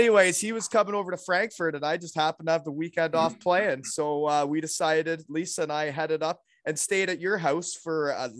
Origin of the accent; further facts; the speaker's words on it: Elmira, Ontario, Canada; We are both from Elmira, Ontario, right? Six years apart, though.